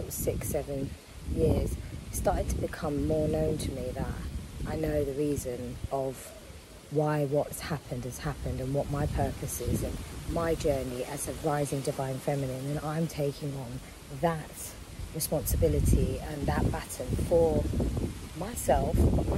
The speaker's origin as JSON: {"language": "English", "country": "United Kingdom", "tie": "born or raised there", "said": "growing up in Europe and in the UK"}